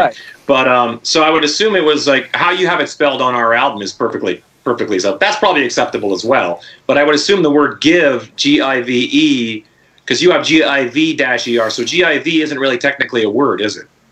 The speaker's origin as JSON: {"language": "English", "region": "Saskatchewan", "country": "Canada", "said": "I'm from Saskatchewan"}